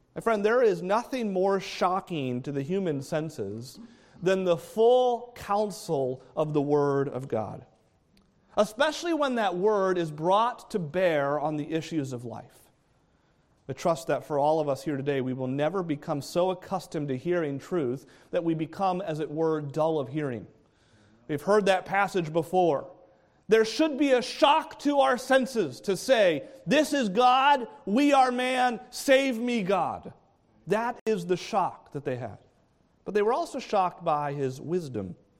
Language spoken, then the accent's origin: English; New England, United States; I grew up in New England